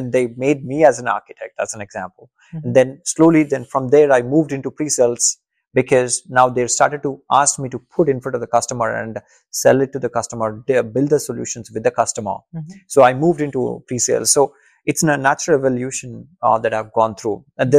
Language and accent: English; India; first language Telugu; English is a second language; I would say, see, I grew up in Telugu medium. Mm-hmm. So, I never had an opportunity to speak in English.